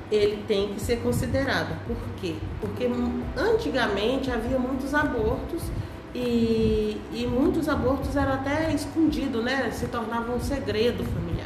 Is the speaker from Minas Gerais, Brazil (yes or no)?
no; Brasília, Federal District, Brazil; moved away as an adult; also born or lived in Goiás / Finland; sou goiana, nasci no Goiás, morei minha vida toda em Brasília